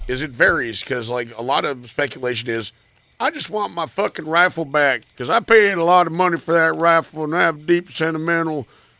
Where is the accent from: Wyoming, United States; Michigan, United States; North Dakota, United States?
North Dakota, United States; moved away